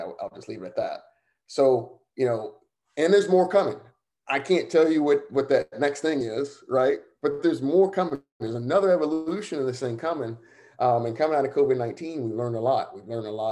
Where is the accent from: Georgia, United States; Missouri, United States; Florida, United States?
Georgia, United States; Savannah; moved away; my hometown, Savannah